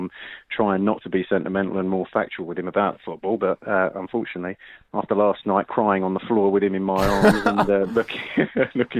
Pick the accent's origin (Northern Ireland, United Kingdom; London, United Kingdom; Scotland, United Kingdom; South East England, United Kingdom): London, United Kingdom; North Middlesex; I was born in North Middlesex, like a stone's throw from the lane